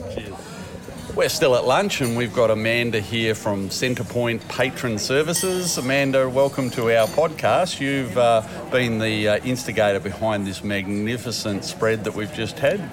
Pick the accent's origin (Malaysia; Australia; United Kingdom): Australia; Harvey, Western Australia; moved away; I grew up in a little country town in Western Australia called Harvey